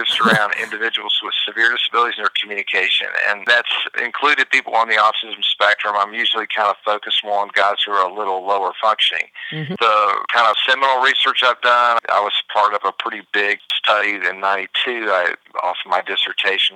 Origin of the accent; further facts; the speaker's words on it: Hattiesburg, Mississippi, United States; moved away as an adult; also born or lived in Memphis, Tennessee / Florida; did my undergrad at Southern Miss, and loved those folks down in Hattiesburg, and that was my hometown